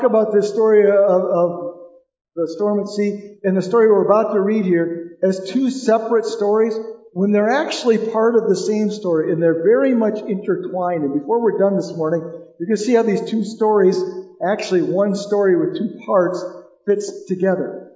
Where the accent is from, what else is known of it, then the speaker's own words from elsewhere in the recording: Detroit, Michigan, United States; I usually say Detroit.